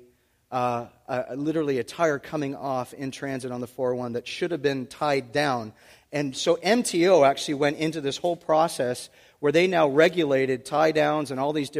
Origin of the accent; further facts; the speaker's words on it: Oshawa, Ontario, Canada; I'm from Oshawa, born and raised from the Schwa